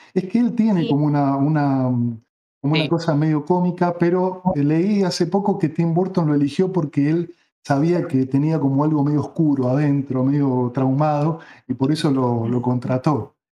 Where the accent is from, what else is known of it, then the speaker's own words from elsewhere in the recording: Buenos Aires, Argentina; si bien soy porteño, nací en Capital, no vivía en Capital